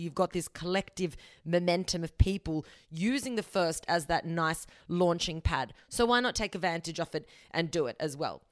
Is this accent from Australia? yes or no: yes; Australia; I'm born in Australia, but my family is South American